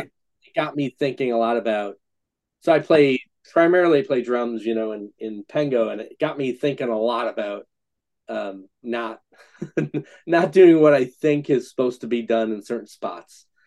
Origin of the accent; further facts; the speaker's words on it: Scranton, Pennsylvania, United States; growing up in Scranton, we're basically two hours from Philly, two hours from New York.